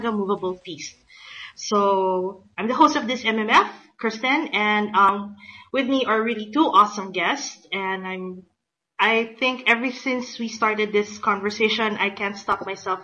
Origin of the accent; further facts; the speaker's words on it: Philippines; I'm from the Philippines